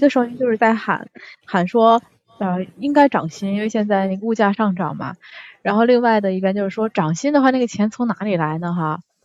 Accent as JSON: {"language": "Chinese", "region": "Tianjin", "country": "China", "moved": "yes", "lives_now": "Japan", "said": "我们天津那边叫那个菜花儿"}